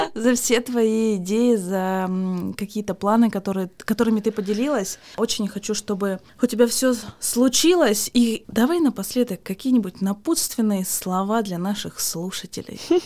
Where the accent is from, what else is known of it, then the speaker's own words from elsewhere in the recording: Yekaterinburg, Sverdlovsk Oblast, Russia; Я из Екатеринбурга